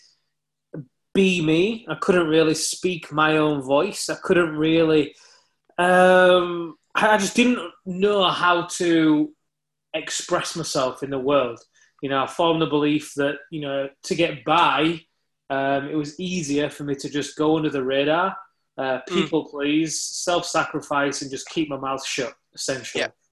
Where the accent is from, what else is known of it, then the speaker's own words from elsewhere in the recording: Leeds, Yorkshire and the Humber, United Kingdom; I was born in Leeds in the UK